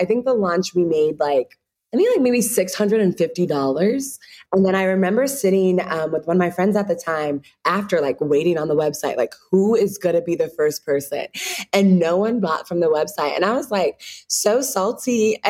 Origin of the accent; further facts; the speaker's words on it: Ghana; I'm Ghanaian, they're Ghanaian.